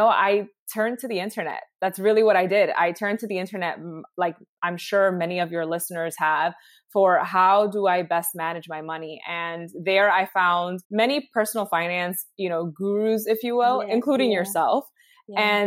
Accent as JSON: {"language": "English", "town": "New York City", "region": "New York", "country": "United States", "tie": "born or raised there", "also_born_or_lived": "Harlem", "said": "I live here in New York City, born and raised in the Bronx, currently reside in Harlem"}